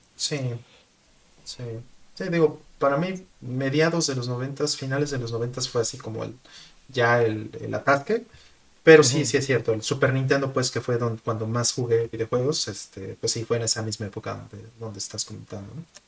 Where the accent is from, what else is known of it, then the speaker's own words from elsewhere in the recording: Mexico; now in Japan; siendo mexicano